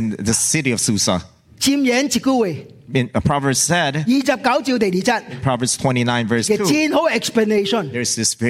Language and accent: English; Hong Kong; born there; You know, I was born in Hong Kong. When I was born, I had a British passport.